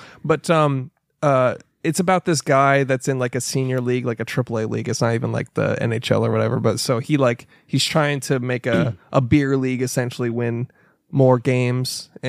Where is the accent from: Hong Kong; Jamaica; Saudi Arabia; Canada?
Canada; the Canadian accent. It's like I grew up knowing all the people like